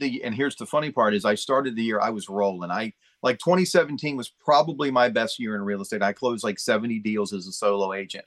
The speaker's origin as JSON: {"language": "English", "town": "Chesapeake", "region": "Virginia", "country": "United States", "tie": "born or raised there", "said": "I grew up in Chesapeake"}